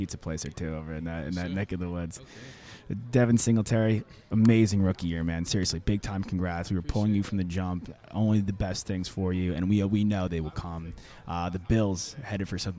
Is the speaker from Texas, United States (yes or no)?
no; Long Island, New York, United States; growing up on Long Island